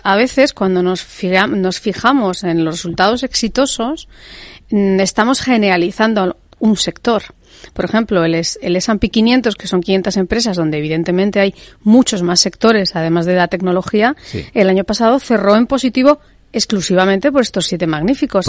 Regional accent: Spain; en España tenemos una cultura más de pesebre

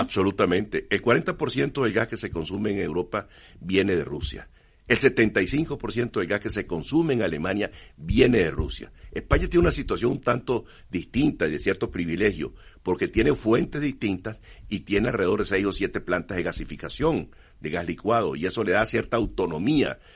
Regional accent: Venezuela; Yo soy venezolano

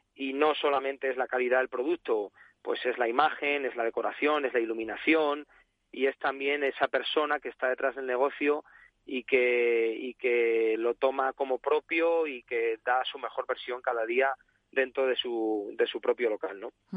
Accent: Salamanca, Castile and León, Spain; now in Sanlúcar de Barrameda, Spain; yo soy salmantino, ¿no? Yo soy de Salamanca.

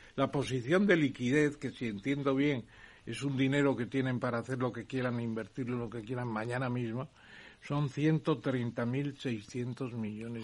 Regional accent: Spain; Y soy el único español que está en el patronato de la casa de Hendel en Londres

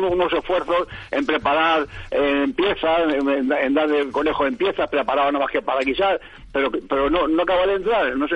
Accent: Toledo, Castilla-La Mancha, Spain; yo que soy de Toledo, cazador o pajarero

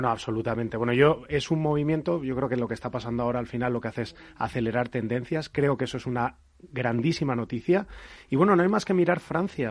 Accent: La Rioja, Spain; en Rioja, que es mi tierra natal

